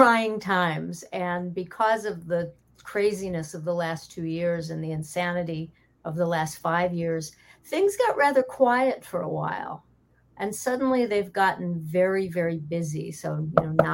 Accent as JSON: {"language": "English", "town": "Chicago", "region": "Illinois", "country": "United States", "tie": "born or raised there", "said": "my hometown of Chicago"}